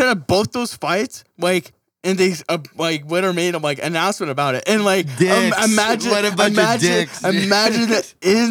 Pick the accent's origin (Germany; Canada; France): Canada; Fuck, man, I'm Canadian. Sorry.